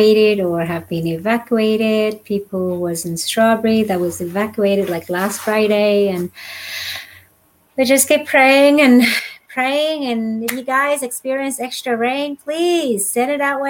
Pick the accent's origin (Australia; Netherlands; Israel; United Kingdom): Australia; moved away as an adult; also born or lived in Vietnam / Northern California; now in California, United States; I grew up in Australia and did all my schooling, education, what you call formal education, all in Australia